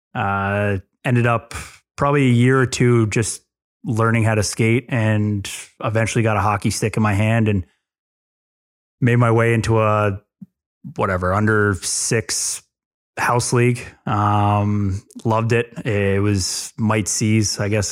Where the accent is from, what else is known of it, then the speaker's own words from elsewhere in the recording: New Jersey, United States; also born or lived in Long Island, New York; grew up here, here in Jersey. I was born on Long Island. Um, moved to Jersey when I was two or three years old. Uh, grew up on a farm in North Jersey